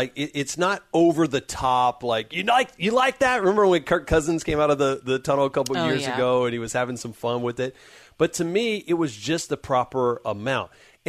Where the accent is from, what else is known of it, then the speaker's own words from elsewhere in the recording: Baton Rouge, Louisiana, United States; Born and raised in Baton Rouge, so I'm a diehard LSU fan